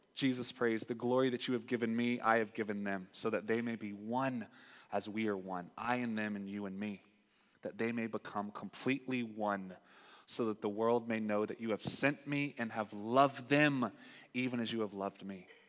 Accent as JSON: {"language": "English", "region": "North Carolina", "country": "United States", "said": "I'm from North Carolina."}